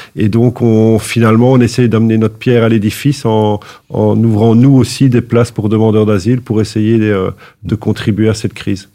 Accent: Anderlecht, Brussels-Capital Region, Belgium; moved away as an adult; je suis un vrai bruxellois. j'ai grandi toute ma vie à Anderlecht

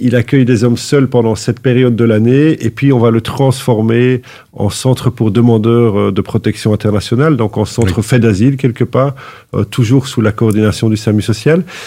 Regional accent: Anderlecht, Brussels-Capital Region, Belgium; moved away as an adult; je suis un vrai bruxellois. j'ai grandi toute ma vie à Anderlecht

